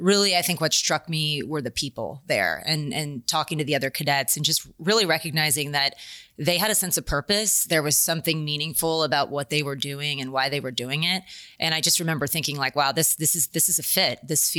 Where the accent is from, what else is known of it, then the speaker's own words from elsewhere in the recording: San Diego, California, United States; I grew up in San Diego, California, Navy town, right?